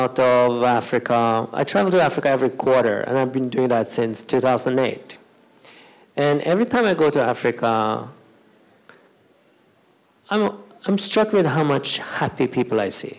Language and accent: English; Norway; me that grew up in Norway